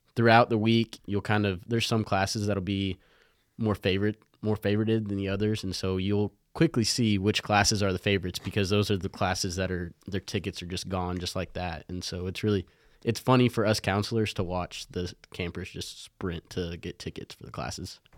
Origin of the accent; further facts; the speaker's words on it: Lubbock, Texas, United States; I grew up here in Lubbock